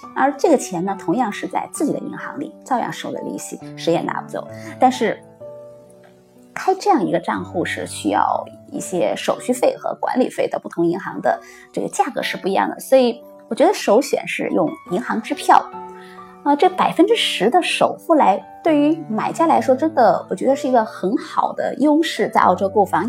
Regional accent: China; now in Australia; 我们 这种母语非英文的呃，国内的人

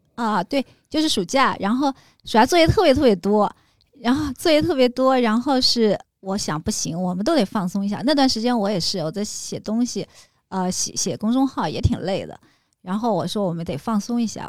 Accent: Hangzhou, Zhejiang, China; now in Beijing, China; 杭州我家乡

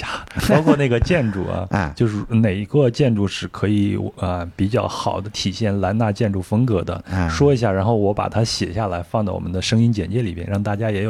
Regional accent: Yunnan, China; 也就是我们云南人说的蘸水，

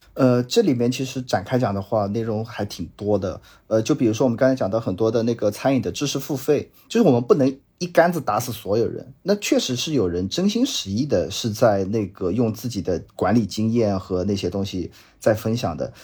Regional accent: Jiangsu, China; 我本身是江苏人

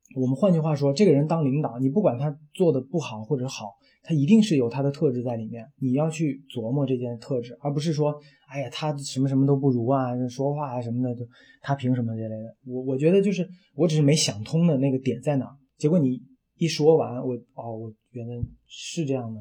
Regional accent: Gansu, China; moved away as an adult; also born or lived in Wuhan / Beijing; now in Changsha, China; 我们是两个都是外地的，就等于是我是甘嗯肃的

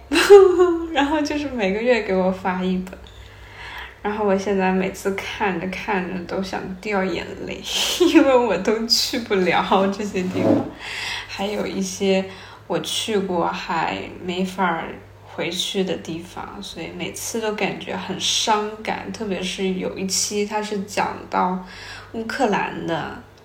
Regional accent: China; moved away as an adult; also born or lived in Japan; 那个时候我们班里面就我一个中国人

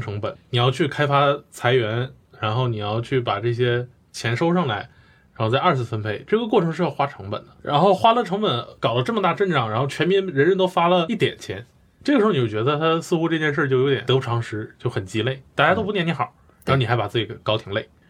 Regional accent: Northeast China, China; moved away; 我的老家东北

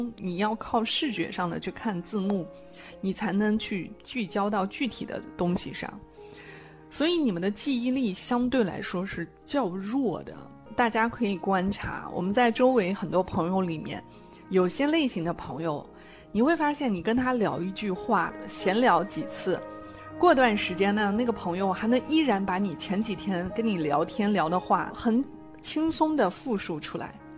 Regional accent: China; 我们中国人

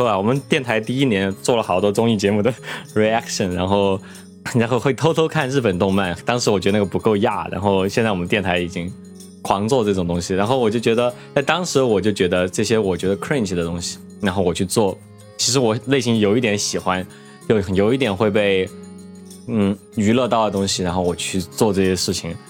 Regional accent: Chengdu, Sichuan, China; 我从成都来的，这个这个

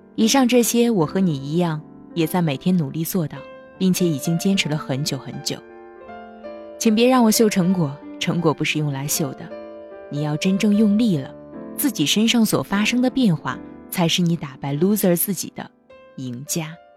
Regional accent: northern China, China; 我是北方人，以前口味偏重，好吃肉

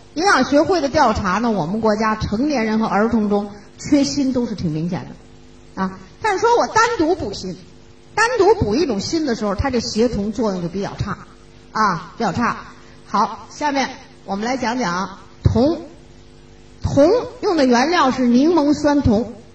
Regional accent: China; 我们中国人

